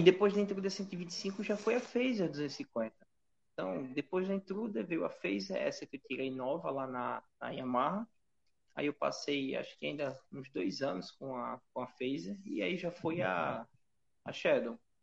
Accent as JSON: {"language": "Portuguese", "region": "Alagoas", "country": "Brazil", "said": "para mim, como alagoano, me deixa muito orgulhoso"}